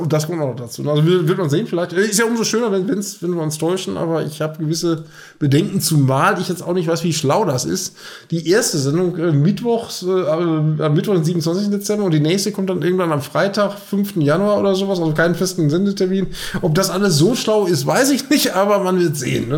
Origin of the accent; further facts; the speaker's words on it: North Rhine-Westphalia, Germany; wir kommen ja aus Nordrhein-Westfalen